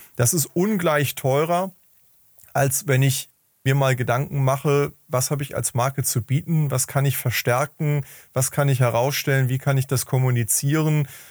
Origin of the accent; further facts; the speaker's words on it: Hamburg, Germany; ich komme aus Hamburg